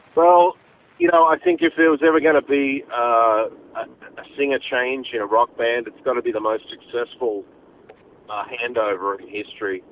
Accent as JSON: {"language": "English", "country": "Australia", "said": "being Australian, you know, is in our blood"}